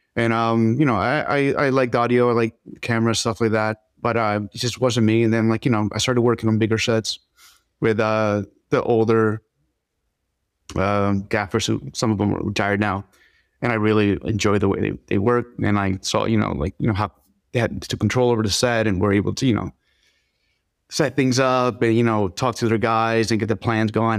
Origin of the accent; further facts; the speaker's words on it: Philadelphia, Pennsylvania, United States; also born or lived in Dominican Republic; I grew up in Philly.